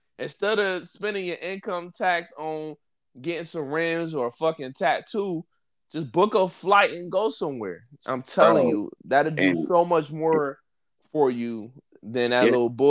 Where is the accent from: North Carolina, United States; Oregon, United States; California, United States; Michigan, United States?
Michigan, United States; Detroit; you both from the inner city, right? We both you from the North End. I'm from Linwood. We both from like rough parts of Detroit.